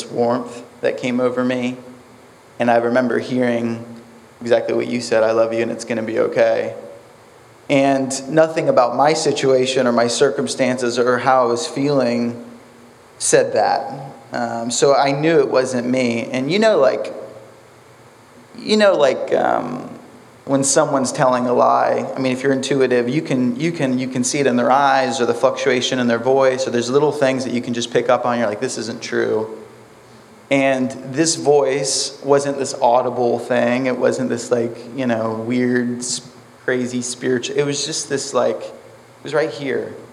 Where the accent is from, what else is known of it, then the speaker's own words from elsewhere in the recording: Titusville, United States; from Titusville, 28